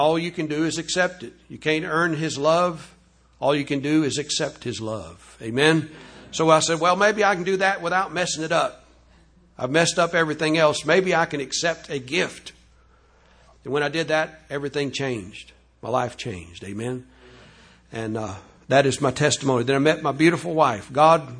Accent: Louisiana, United States; I was raised down in Louisiana in the Catholic home

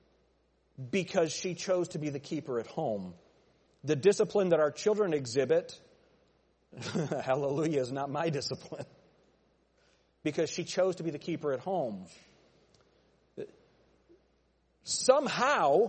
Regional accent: United States; As American citizens

